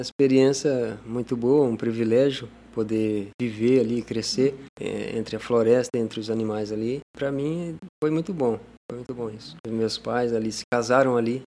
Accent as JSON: {"language": "Portuguese", "town": "Ariquemes", "region": "Rondônia", "country": "Brazil", "tie": "born or raised there", "said": "Sou natural ali de Ariquemes, mas cresci ali na Flona do Jamari"}